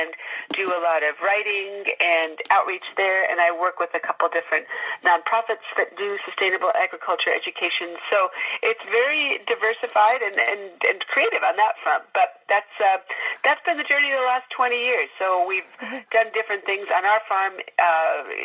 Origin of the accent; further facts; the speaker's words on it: Chicago suburbs, Illinois, United States; moved away; I grew up in the Chicago suburbs with petunia flats in our backyard.